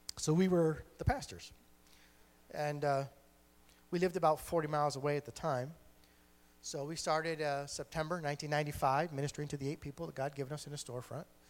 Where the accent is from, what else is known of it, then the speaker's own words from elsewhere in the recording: Geneva, New York, United States; I'm a New Yorker, uh, born and bred